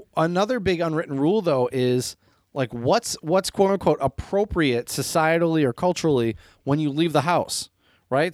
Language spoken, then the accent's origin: English; Midwest, United States; as a Midwesterner